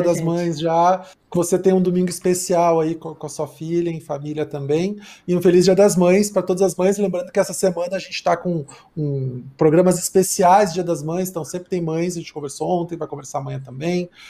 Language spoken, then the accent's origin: Portuguese; Porto Alegre, Rio Grande do Sul, Brazil; moved away as an adult; now in São Paulo, Brazil; eu sou de Porto Alegre e eu me mudei para cá vai fazer 16 anos já